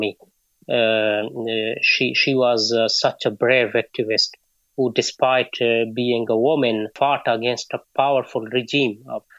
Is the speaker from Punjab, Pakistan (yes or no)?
no; Balochistan, Pakistan; moved away; I am a journalist from Pakistan, southwestern Balochistan province